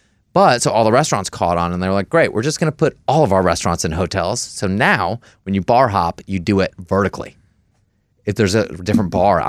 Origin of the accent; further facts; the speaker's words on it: Detroit, Michigan, United States; moved away as an adult; now in Philadelphia, United States; I grew up in Detroit.